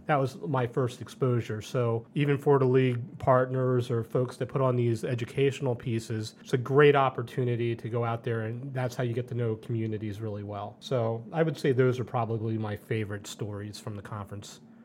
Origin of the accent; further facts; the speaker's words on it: outside Philadelphia, New Jersey, United States; moved away as an adult; also born or lived in Colorado / Mankato; I grew up in the Philadelphia area, uh, really South Jersey, right outside of Philadelphia.